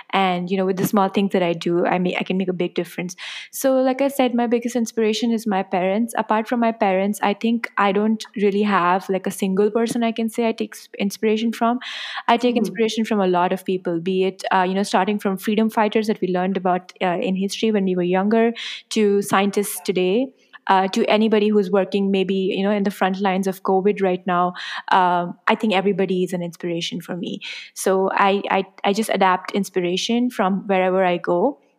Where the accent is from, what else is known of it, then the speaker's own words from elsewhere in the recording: India; I'm really lucky to be born as an Indian, especially someone who comes from a family of privilege